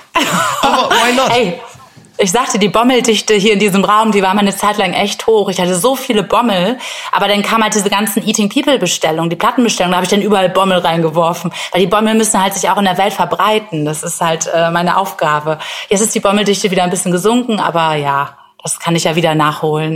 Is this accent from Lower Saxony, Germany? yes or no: no; Bremen, Germany; in meiner Heimatstadt Bremen